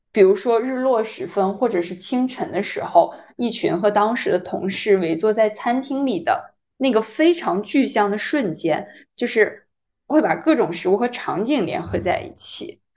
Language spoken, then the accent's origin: Chinese; China; 我是中国人，我听不懂韩语